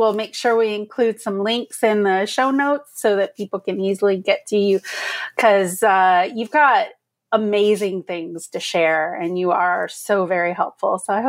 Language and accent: English; Tallahassee, Florida, United States; now in Ottawa, Canada; I grew up in Tallahassee, Florida. We were mostly Black and white there.